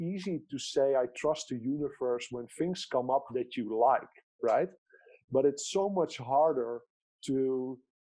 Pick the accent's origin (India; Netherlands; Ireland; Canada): Netherlands; I grew up in the Netherlands and I still live in the Netherlands